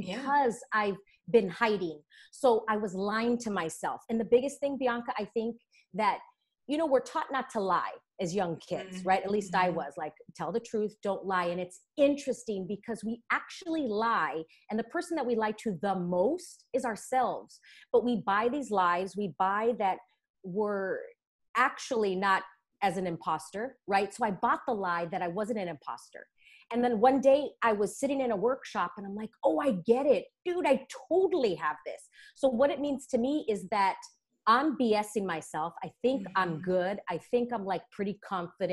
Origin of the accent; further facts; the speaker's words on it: Los Angeles, California, United States; I am a Gen Xer Latina, born and raised in Los Angeles, California